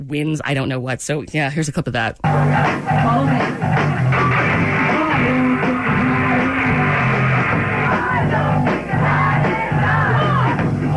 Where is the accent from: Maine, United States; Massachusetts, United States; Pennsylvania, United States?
Maine, United States; we're from Maine